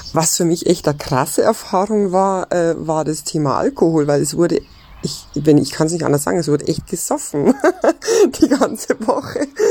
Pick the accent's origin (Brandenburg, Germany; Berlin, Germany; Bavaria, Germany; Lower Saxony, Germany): Bavaria, Germany; Ammersee; ich komme aus Einried. das liegt am schönen Ammersee in Bayern